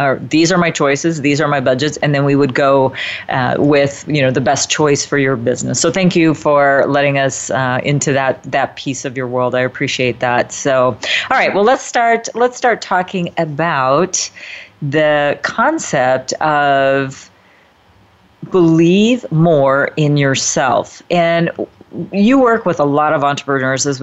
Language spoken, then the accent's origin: English; Midwest, United States; my upbringing was a bit similar to yours. I'm from the Midwest as well